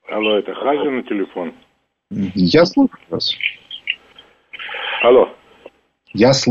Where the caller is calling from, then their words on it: United States; Я из Штатов звоню.